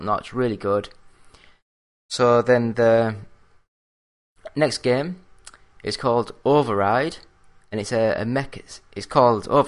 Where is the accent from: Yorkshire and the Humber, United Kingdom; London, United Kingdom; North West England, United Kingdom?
Yorkshire and the Humber, United Kingdom; I'm from Yorkshire